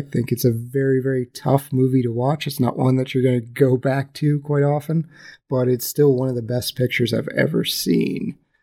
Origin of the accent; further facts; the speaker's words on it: West Virginia, United States; I am from West Virginia